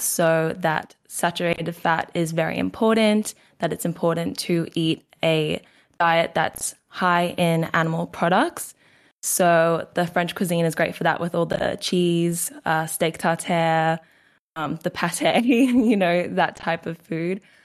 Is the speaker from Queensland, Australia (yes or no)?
yes; Queensland, Australia; accent: Australian; So I am Australian. I'm from Queensland, Australia.